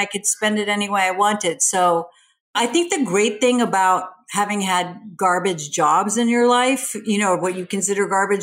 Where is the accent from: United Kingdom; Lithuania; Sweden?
Sweden; now in United States; I grew up in Sweden. So I grew up in a very different culture